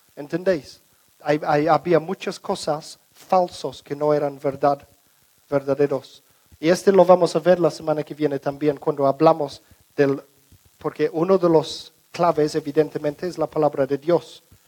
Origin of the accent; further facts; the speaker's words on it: England, United Kingdom; Spanish is a second language; moved away; la casa donde crecimos en Inglaterra